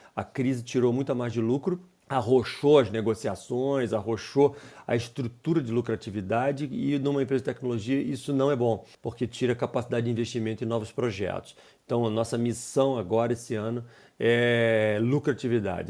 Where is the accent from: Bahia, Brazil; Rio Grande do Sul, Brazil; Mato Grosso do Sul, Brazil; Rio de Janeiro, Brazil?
Rio de Janeiro, Brazil; Teresópolis; also born or lived in Petrópolis; eu sou originário de Teresópolis, no Rio de Janeiro, uma cidade pequena